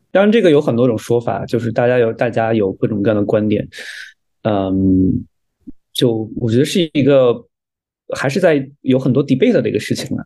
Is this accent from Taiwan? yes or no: no; China; moved away as an adult; also born or lived in Alberta, Canada; now in Toronto, Canada; 我们中国人受到的教育